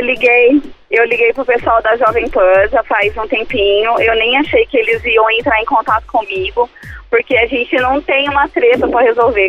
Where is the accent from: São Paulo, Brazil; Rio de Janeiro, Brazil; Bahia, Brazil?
São Paulo, Brazil; São José dos Campos; Eu sou de São José dos Campos